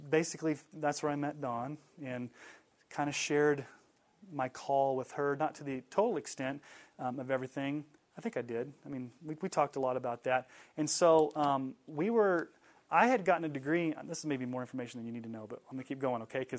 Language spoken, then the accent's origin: English; Texas, United States; moved away as an adult; also born or lived in Colorado Springs, Colorado; I grew up in Texas